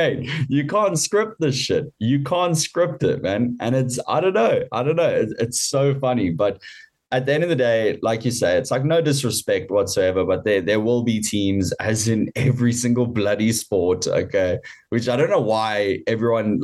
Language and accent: English; South Africa; As a South African